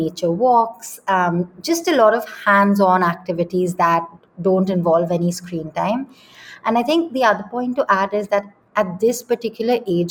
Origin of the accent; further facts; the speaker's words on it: Delhi, India; also born or lived in London; I grew up in Delhi, which again does not have very many green spaces.